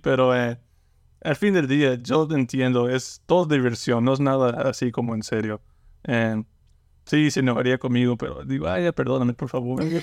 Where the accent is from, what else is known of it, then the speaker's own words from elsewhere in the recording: Lake Charles, Louisiana, United States; toda mi vida he vivido como en Lake Charles y me gusta. Me, gusta en Luisiana